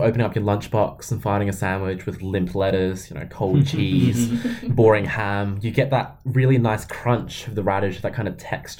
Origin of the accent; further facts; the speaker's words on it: Australia; but as an Australian